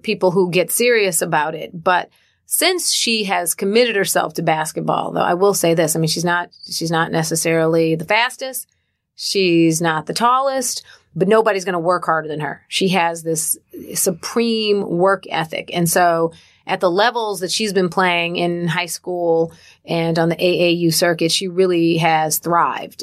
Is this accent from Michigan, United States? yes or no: yes; Detroit, Michigan, United States; I grew up in Detroit, Michigan